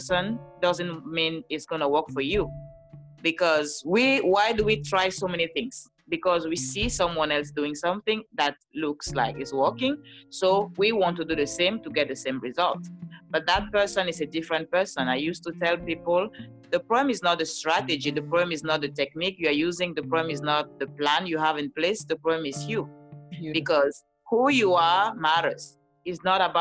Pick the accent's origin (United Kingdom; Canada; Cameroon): Cameroon; now in Los Angeles, United States; I live in California, Los Angeles, but I'm originally from Cameroon. That's why you hear this beautiful accent.